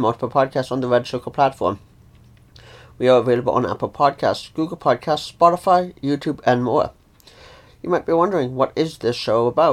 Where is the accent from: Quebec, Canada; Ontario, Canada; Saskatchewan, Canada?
Ontario, Canada; I'm from Ontario, Canada